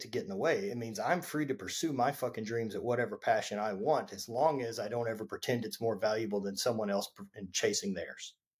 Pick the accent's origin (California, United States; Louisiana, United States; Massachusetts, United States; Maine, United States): Louisiana, United States; I grew up in Louisiana